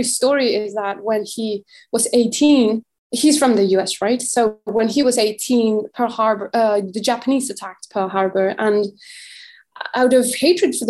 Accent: Mexico; I'm from Mexico

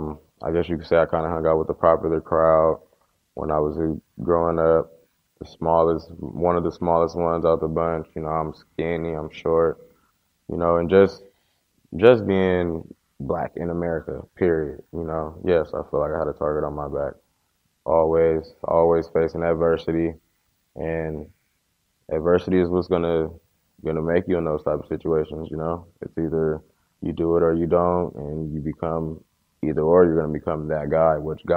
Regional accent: Inglewood, California, United States

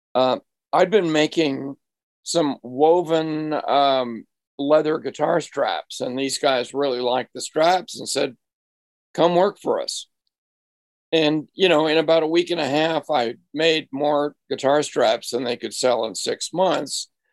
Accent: Marblehead, Massachusetts, United States; moved away; an antique store in my hometown of, of Marblehead, Massachusetts

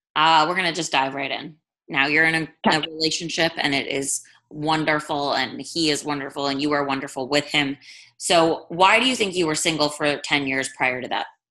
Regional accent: East Coast, United States; now in West Coast, United States; I'm from the East Coast but live on the West Coast.

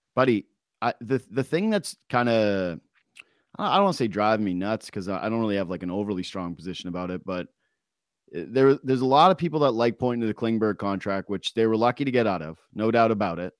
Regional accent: Yukon, Canada; growing up in the Yukon and you play on the the the, the provincial team or the territory team

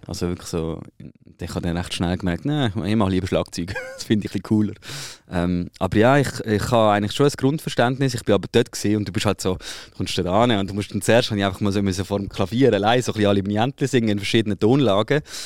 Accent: Switzerland; ich habe vielleicht keine Schweizer Staatsbürgerschaft, aber ich bin ja in der Schweiz aufgewachsen.

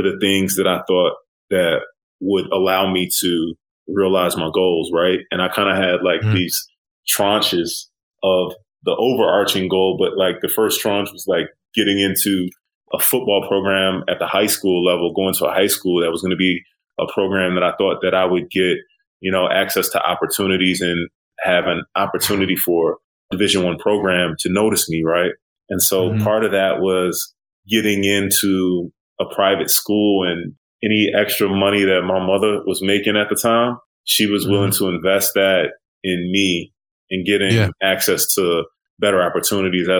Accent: Aurora, Illinois, United States; I'm originally from the Midwest. I grew up in a working class suburb outside Chicago, city called Aurora

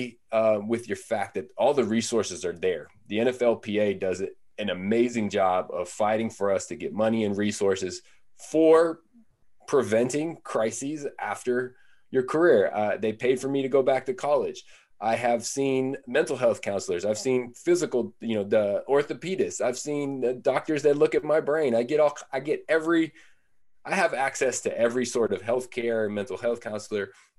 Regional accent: Northern California, United States; I'm from Northern California

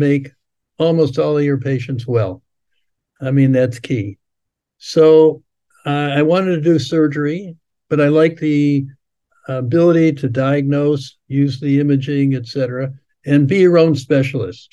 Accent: Cleveland, Ohio, United States; now in Florida, United States; I was born and raised in Cleveland, Ohio.

